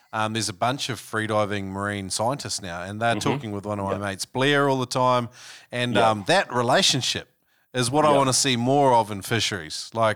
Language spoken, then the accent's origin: English; New Zealand; now in Australia; when I was growing up in New Zealand